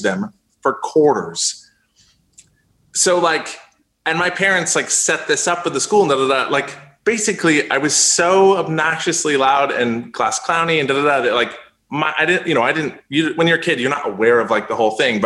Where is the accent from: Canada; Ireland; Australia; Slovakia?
Canada; I grew up in Canada